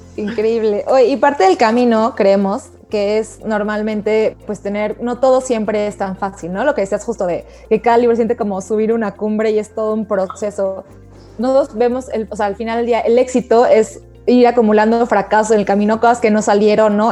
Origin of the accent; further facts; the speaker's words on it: Mexico; somos claroscuros los mexicanos